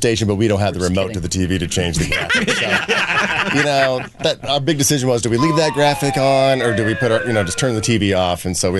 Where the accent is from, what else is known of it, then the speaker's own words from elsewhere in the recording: West Terre Haute, Indiana, United States; moved away; growing up in the small town that we grew up. It was like a town of 5,000 people back in the day. West Terre Haute.